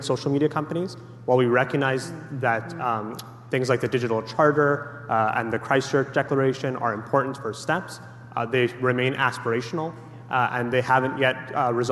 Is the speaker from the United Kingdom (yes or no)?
no; Alberta, Canada; In Alberta, which is obviously my home province